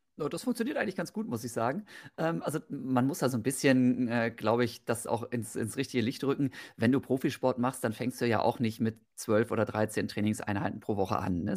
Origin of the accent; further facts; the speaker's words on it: Osnabrück, Lower Saxony, Germany; moved away as an adult; also born or lived in Bochum-Wattenscheid; now in Mettmann, Germany; wohne mittlerweile in Mettmann, bin aufgewachsen in Osnabrück